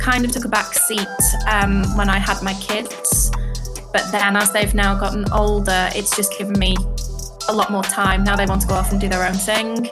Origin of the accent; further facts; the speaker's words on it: United Kingdom; So I live in Britain, obviously. I'm British